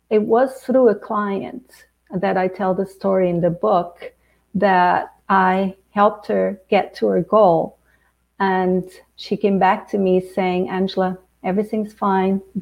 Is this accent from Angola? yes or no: yes; Angola; born there; So my father was from Portugal, uh, the colonizer. I was born in Angola.